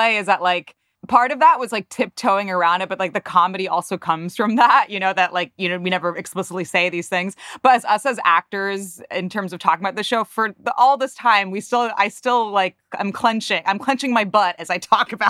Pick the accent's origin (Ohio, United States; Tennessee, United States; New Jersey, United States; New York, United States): New Jersey, United States; Paramus; I'm actually recording from Paramus, New Jersey right now.